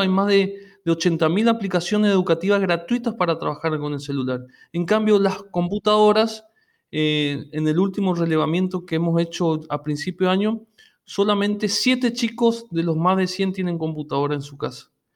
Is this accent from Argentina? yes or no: yes; interior of Corrientes, Argentina; moved away as an adult; now in Corrientes, Argentina; yo soy del interior de Corrientes y y vine a estudiar a Corrientes Capital y, me quedé acá